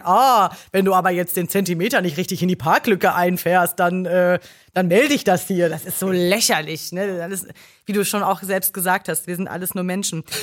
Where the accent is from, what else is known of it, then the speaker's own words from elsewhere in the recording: Ruhr area, North Rhine-Westphalia, Germany; now in Berlin, Germany; bei uns im Ruhrgebiet, da wo ich herkomme